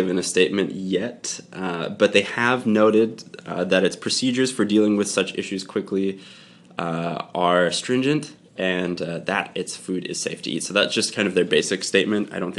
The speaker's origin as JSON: {"language": "English", "country": "Canada", "said": "We're Canadian."}